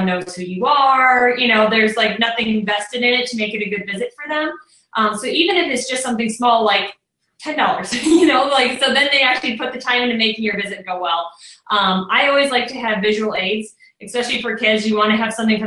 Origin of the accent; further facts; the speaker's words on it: near Chicago, Illinois, United States; now in Indiana, United States; I grew up near Chicago, so I grew up looking out at Lake Michigan